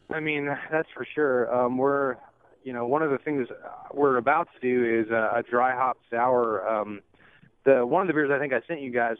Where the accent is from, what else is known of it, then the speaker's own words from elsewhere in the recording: Alabama, United States; moved away as an adult; also born or lived in Michigan / Seattle / Atlanta; I'm from Alabama. She's from Michigan. I went to school in Michigan. And we lived in Seattle for a little while